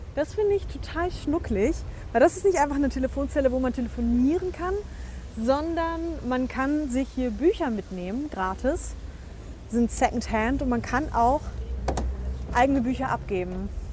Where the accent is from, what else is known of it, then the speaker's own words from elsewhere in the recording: Berlin, Germany; now in Saarbrücken, Germany; ich bin gebürtige Berlinerin